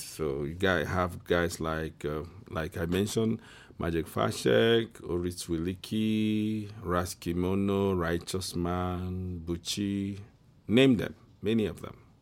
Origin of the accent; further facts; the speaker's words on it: Igbo, Igboland, Nigeria; I'm from the Igbo tribe in West Africa, Nigeria.